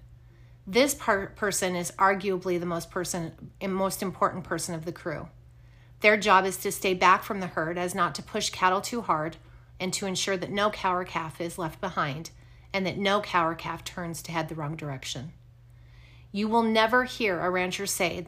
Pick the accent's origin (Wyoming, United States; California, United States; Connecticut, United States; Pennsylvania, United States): Wyoming, United States; Growing up in Wyoming, I had the opportunity to be surrounded by ranchers